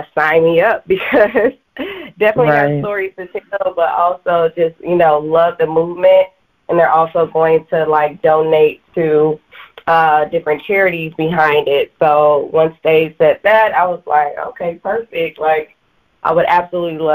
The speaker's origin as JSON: {"language": "English", "town": "Chicago", "region": "Illinois", "country": "United States", "tie": "born or raised there", "said": "my hometown, Chicago"}